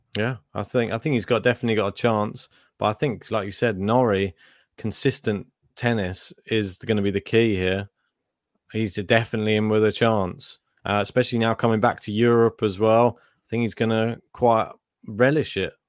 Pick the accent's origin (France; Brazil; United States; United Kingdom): United Kingdom